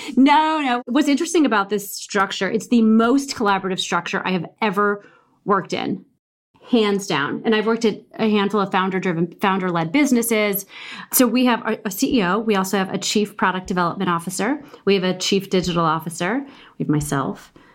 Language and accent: English; Midwest, United States; I'm from the Midwest